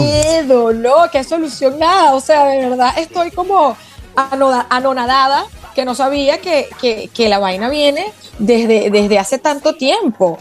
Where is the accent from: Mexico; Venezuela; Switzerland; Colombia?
Venezuela; yo soy venezolana portuguesa